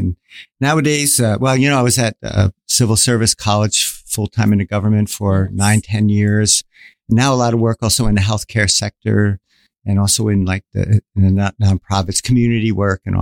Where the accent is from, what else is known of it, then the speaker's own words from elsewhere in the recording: New York, United States; moved away as an adult; now in Singapore; I'm originally from New York